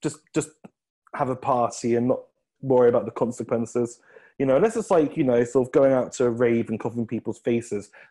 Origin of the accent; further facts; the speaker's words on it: Midlands, United Kingdom; I'm not Northern, I'm from the Midlands.